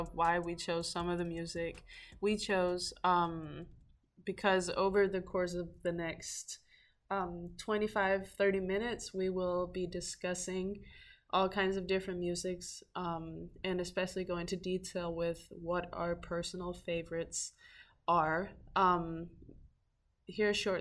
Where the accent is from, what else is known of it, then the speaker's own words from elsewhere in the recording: Denmark; now in Stockton, United States; I am from Denmark, currently living in Stockton, California, going to University of the Pacific